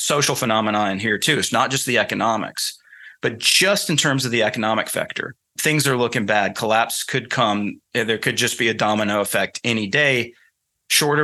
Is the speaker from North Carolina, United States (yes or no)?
yes; North Carolina, United States; accent: Southern; moved away; excuse my Southern accent, I'm from North Carolina originally, so you can probably hear it in my voice